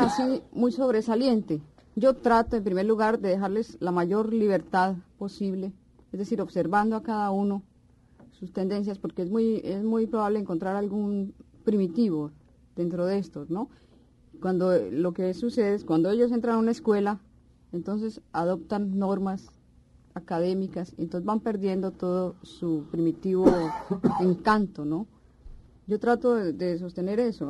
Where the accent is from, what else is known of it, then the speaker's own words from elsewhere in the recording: Pereira, Risaralda, Colombia; also born or lived in Cali; En Pereira, que en realidad es mi ciudad natal